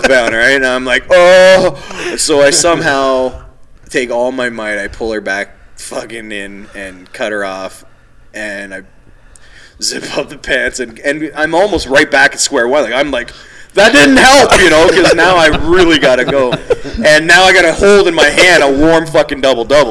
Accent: Toronto, Ontario, Canada; I'm from Toronto

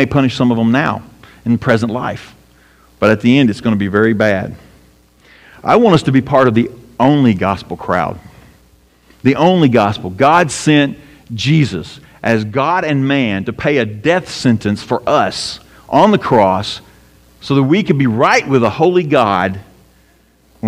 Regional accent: United States; as an American Christian

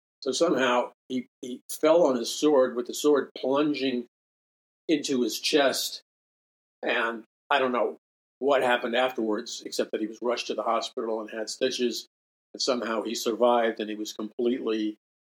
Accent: New York City, New York, United States; when I was growing up in Jackson Heights, Queens

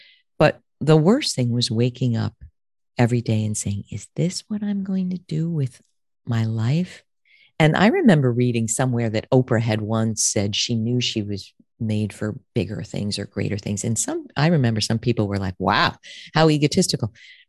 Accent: Connecticut, United States; You know, I grew up in Connecticut.

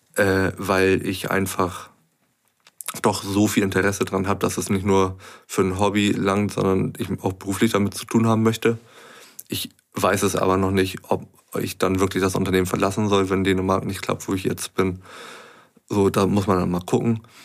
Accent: Hamburg, Germany; also born or lived in Pinneberg; ich bin in Hamburg geboren, aufgewachsen ja.

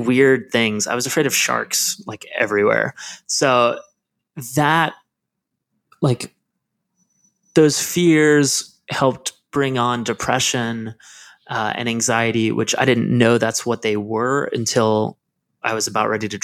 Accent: Lancaster, Pennsylvania, United States; I am from Lancaster, Pennsylvania, which is this super small town that has like big city vibes here and there. But I grew up in the area

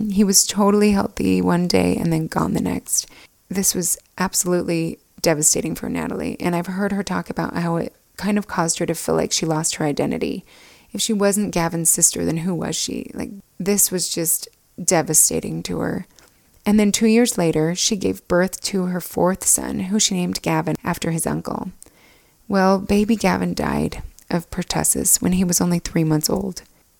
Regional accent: Alpine, Utah, United States; But we grew up in Alpine, Utah, just two houses down from each other.

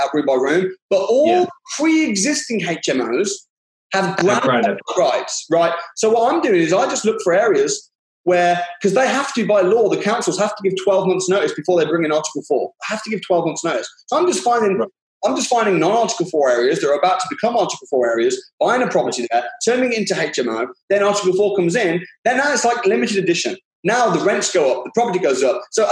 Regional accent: Walsall, West Midlands, United Kingdom; I grew up in Warsaw

